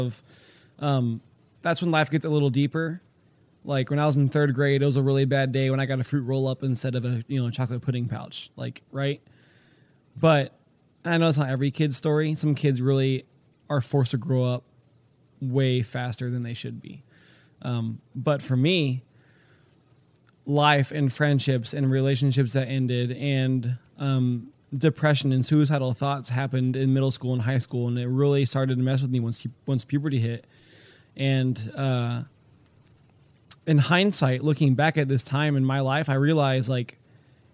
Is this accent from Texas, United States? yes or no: yes; Houston, Texas, United States; born or raised there; now in Pennsylvania, United States